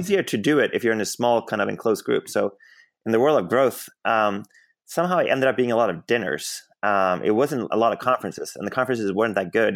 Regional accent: Sweden; moved away as an adult; now in Bay Area, United States; I grew up in Sweden, and then I ended up in the U S, um, a little bit more than ten years ago.

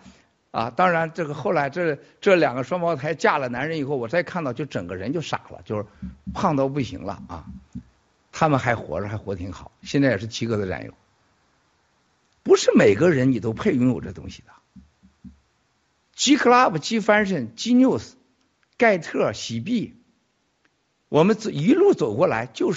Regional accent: near Chaocheng, Shandong, China; moved away; 我小的时候在我们家古城旁边有个朝城，朝城有回民

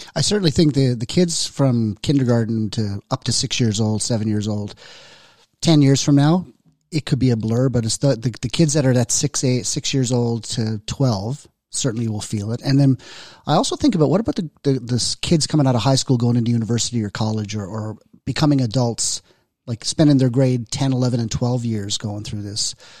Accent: Newfoundland and Labrador, Canada; accent: Newfoundlander; moved away; also born or lived in Southern Alberta; I'm from Newfoundland

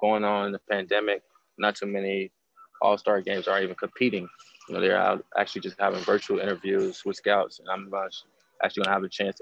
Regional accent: Cincinnati, Ohio, United States; Cincinnati, my hometown

